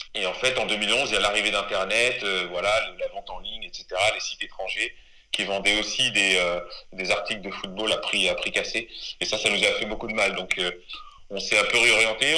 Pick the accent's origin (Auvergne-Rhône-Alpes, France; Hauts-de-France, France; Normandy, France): Normandy, France; also born or lived in Les Mureaux, Yvelines / Rouen; je suis originaire de, de Normandie parce que je suis arrivé très tôt en Normandie. J'étais avant dans les Yvelines au Muro. J'ai eu une enfance là-bas.